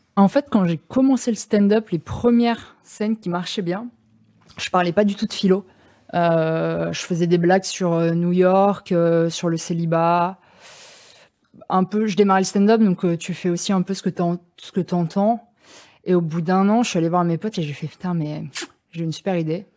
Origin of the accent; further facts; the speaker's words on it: Bagnolet, Île-de-France, France; moi j'ai grandi à Bagnolet